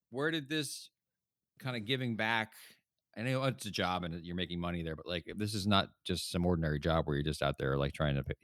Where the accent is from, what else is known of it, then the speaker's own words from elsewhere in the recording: New Jersey, United States; I grew up in North Jersey, but then I, I went to Rutgers